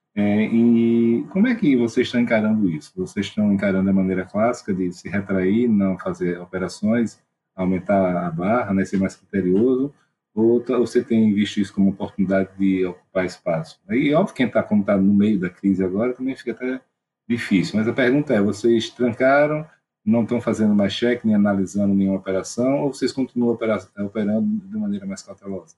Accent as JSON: {"language": "Portuguese", "region": "Alagoas", "country": "Brazil", "said": "eu sou de Alagoas, então a escassez de, de capital aqui é grande, né? A gente cresce com ela"}